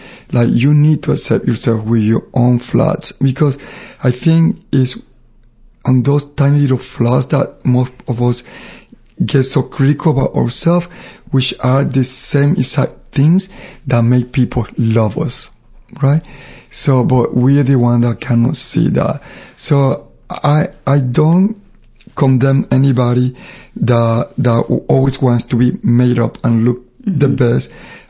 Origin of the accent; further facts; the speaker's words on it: Panama; now in United States; I was very dark because I grew up in Panama. So I always felt that I was ugly because I was dark and I was high from the sun and you know, I had to walk to school miles. So I was dark because I lived in the Caribbean. When I moved to United States, I got lighter.